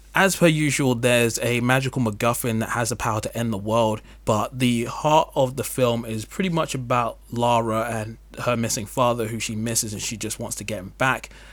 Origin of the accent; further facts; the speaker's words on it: England, United Kingdom; As an English person